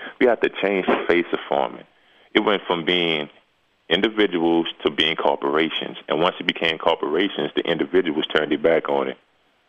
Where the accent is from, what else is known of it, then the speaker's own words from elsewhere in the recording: the South, United States; but we grew up in the South, and nobody wanted to farm.